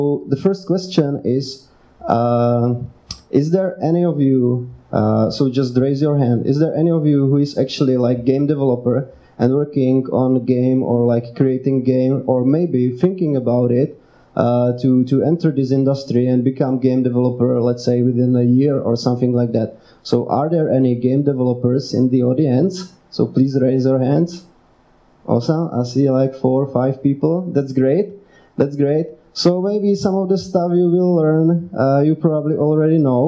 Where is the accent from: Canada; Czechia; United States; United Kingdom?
Czechia; I'm from Czech Republic, I'm running Czech Association